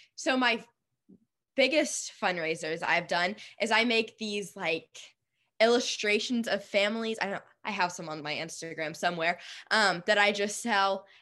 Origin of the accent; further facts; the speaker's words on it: Nashville, Tennessee, United States; I'm from Nashville